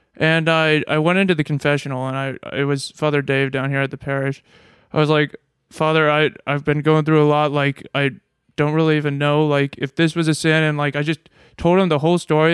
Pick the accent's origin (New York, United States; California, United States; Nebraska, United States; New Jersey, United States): Nebraska, United States; moved away; I'm from Nebraska.